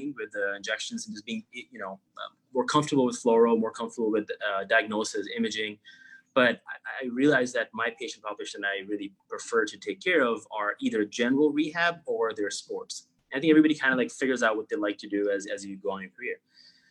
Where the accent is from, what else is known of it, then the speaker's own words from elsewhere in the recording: Pakistan; moved away as an adult; also born or lived in New York / Florida / Chicago; now in United States; I grew up in Pakistan. I was 18 when I moved, went to undergrad in New York.